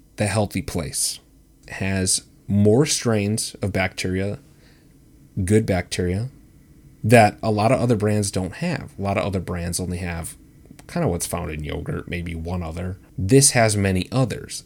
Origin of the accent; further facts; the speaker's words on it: Wisconsin, United States; my home state of Wisconsin, Wisco.